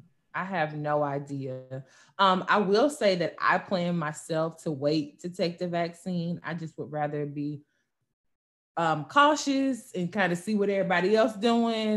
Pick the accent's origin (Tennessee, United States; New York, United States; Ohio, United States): Tennessee, United States; I'm from Tennessee